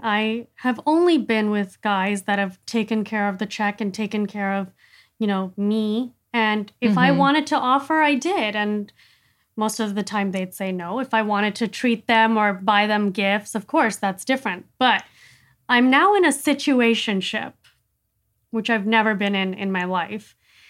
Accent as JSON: {"language": "English", "country": "India", "tie": "born there", "said": "because I was born in India. I never lived there. I was born there."}